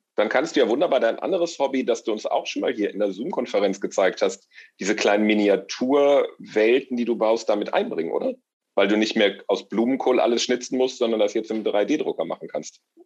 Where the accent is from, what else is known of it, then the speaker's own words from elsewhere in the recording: Rhineland, Germany; Aber eigentlich bin ich, glaube ich, einfach Rheinländer